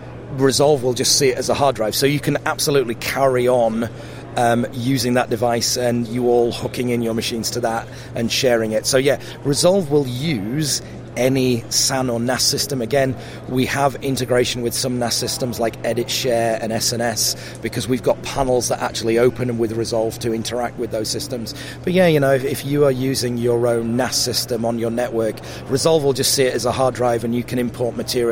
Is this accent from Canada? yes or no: no; South Africa; also born or lived in Sheffield / London; now in Cheshire, United Kingdom; So I grew up in South Africa. And then when we moved back to the UK, we lived in Sheffield, which was sort of less broad an accent. And then, you know, I sort of lived for quite a long time in London, and now we live in a place in Cheshire